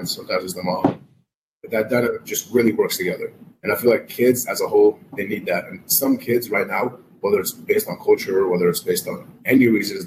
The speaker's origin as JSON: {"language": "English", "country": "Iraq", "tie": "born or raised there", "moved": "yes", "said": "I was raised in Iraq"}